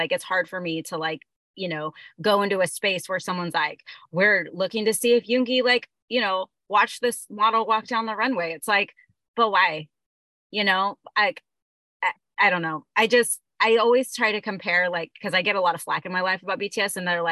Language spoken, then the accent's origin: English; United States; I'm American and I live in that America, under that American lens